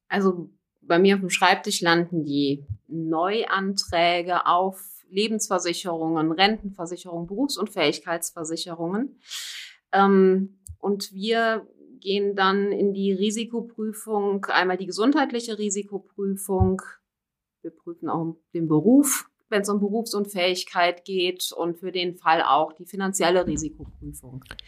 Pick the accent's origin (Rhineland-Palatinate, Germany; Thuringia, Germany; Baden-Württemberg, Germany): Rhineland-Palatinate, Germany; Koblenz; ich komme hier aus dem Raum Koblenz. Aus Koblenz auch nie wirklich dann weggekommen.